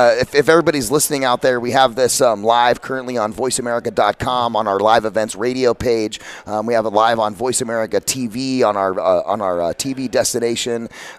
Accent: Phoenix, Arizona, United States; I'm from Phoenix

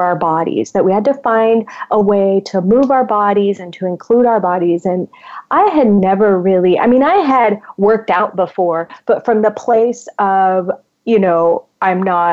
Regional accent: Puerto Rico; I am originally from Puerto Rico, so I am, you know, a Latin woman. And I grew up in a upper middle class Latin home.

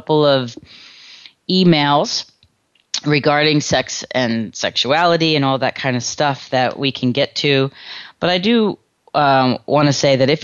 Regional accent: New York City, New York, United States; I grew up in New York

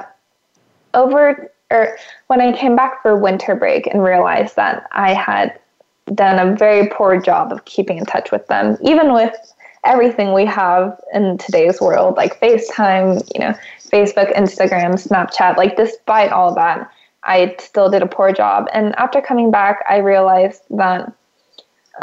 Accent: California, United States; moved away as an adult; also born or lived in Houston, Texas; being from California

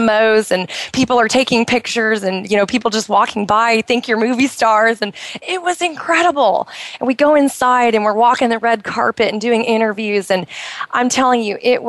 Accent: United States; moved away as an adult; now in Bahrain; I grew up in the United States, but I had never been to New York

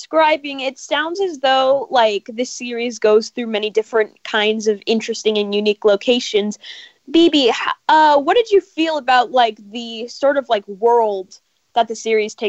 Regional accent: Los Angeles, California, United States

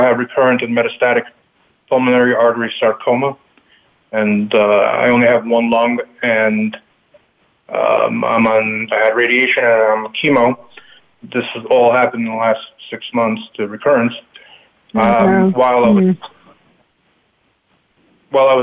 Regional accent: New York City, New York, United States; also born or lived in Kyiv, Ukraine / Long Island, New York / Buffalo, New York; now in upstate New York, United States; I was born in the Ukraine, in Kiev, 1973. At that point, it was the USSR. And my family moved to Brooklyn, New York in 1978. I was 4 years old. Grew up in Brooklyn

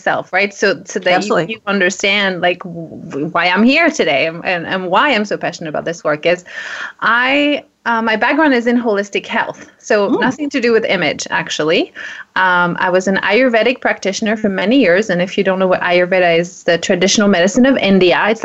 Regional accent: France; moved away; I'm from France

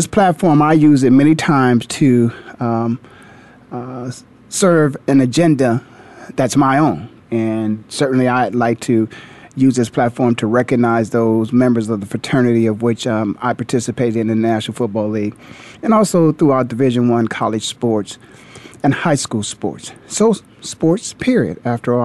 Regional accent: Canton, Ohio, United States; growing up in Ohio

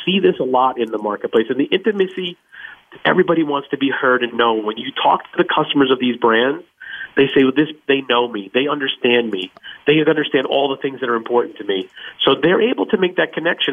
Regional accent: Bayonne, New Jersey, United States; moved away; also born or lived in New York / Texas; I was born in Bayonne, New Jersey

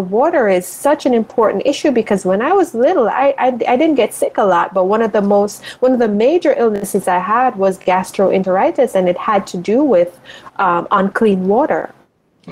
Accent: Spur Tree, Manchester, Jamaica; now in United States; So I grew up in Jamaica, and I grew up in rural Jamaica, so a town, a city called Manchester, a little town called Spurtree

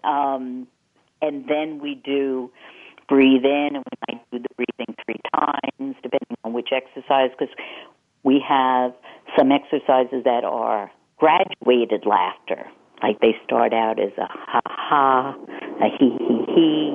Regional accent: New York, United States; accent: Eastern; moved away as an adult; I'm 30 years out of New York

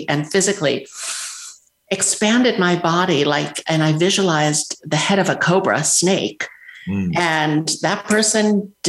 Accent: New York, United States; moved away; I grew up in New York

